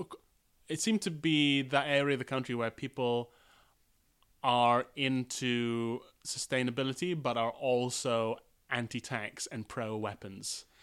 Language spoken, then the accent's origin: English; United Kingdom; As a British person